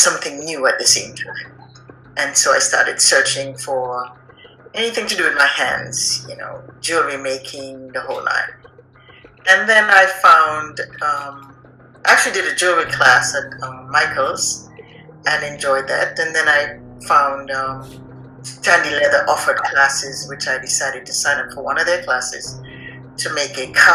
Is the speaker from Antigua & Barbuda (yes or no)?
yes; Antigua & Barbuda; I grew up on the island of Antigua